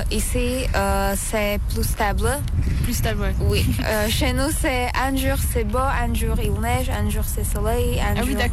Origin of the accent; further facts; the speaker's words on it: Košice, Košice Region, Slovakia; French is a second language; moved away as an adult; now in Valence, France; je suis slovaque, euh, je viens de Slovaquie, euh, plus précisément d'une euh, petite ville qui s'appelle Košice. Et maintenant, je étudie en France, à Valence, pendant l'année scolaire